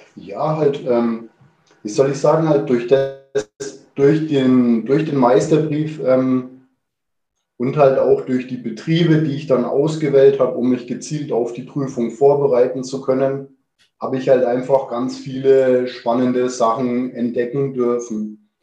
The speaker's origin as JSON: {"language": "German", "town": "Kulmbach", "region": "Bavaria", "country": "Germany", "tie": "born or raised there", "said": "ich bin im Restaurant meiner Eltern groß geworden. Ähm, der Gasthof zum Seelöwen mhm. in Kulmbach"}